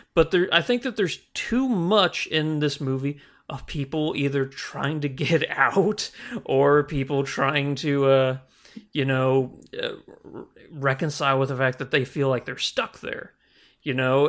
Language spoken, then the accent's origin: English; the Ozarks, United States; Growing up in the Ozarks, everything is so spread out and very secluded.